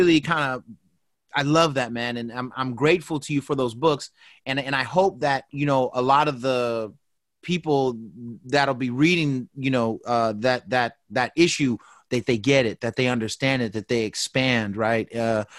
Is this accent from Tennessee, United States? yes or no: no; the Bay Area, California, United States; I'm from the Bay. Mixmaster Mike lived right down the street.